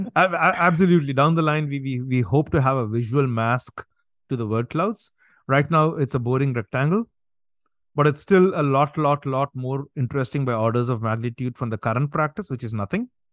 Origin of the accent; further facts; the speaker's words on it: India; now in New Jersey, United States; I'm from India, I'm here in the States